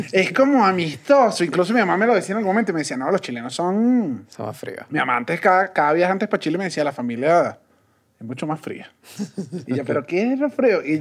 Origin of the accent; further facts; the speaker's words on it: Colombia; yo soy colombiano.